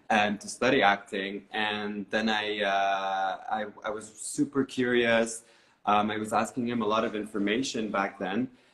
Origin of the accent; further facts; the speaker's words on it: Beirut, Beirut Governorate, Lebanon; moved away as an adult; now in Berlin, Germany; I grew up in uh, Beirut, uh, and uh, in the suburbs of Beirut